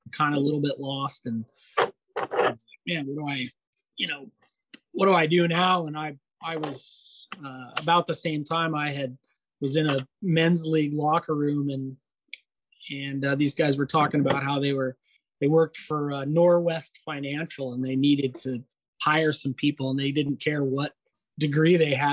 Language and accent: English; Alaska, United States; I grew up obviously in Alaska